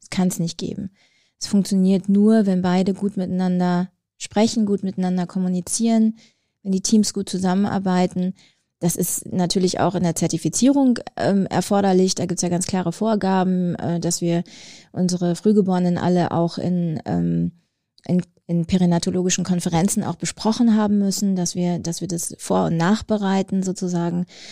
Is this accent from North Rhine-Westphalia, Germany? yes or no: yes; North Rhine-Westphalia, Germany; also born or lived in Herne / Bonn; now in Wolfsburg, Germany; ich bin in Ostwestfalen groß geworden